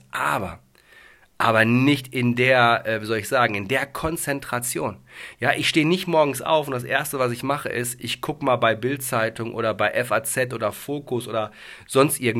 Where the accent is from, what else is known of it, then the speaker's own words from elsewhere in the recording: Dortmund, North Rhine-Westphalia, Germany; ich komme aus dem Ruhrgebiet. Ich bin gebürtiger Dortmunder.